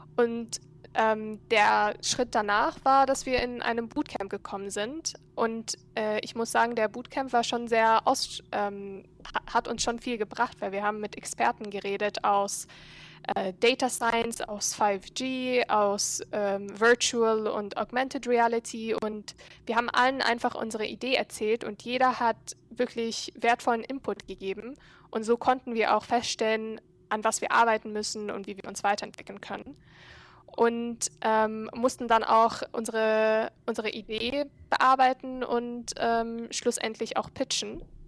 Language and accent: German; Cairo, Egypt; German is a second language; moved away as an adult; now in Berlin, Germany; ich bin Ägypterin. Ähm, ich bin in Ägypten aufgewachsen, war auf einer deutschen Schule dort in Kairo